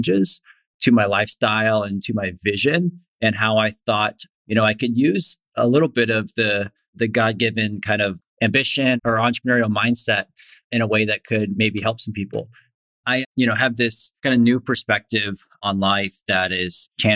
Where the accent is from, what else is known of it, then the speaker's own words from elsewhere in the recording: Florida, United States; I grew up in Florida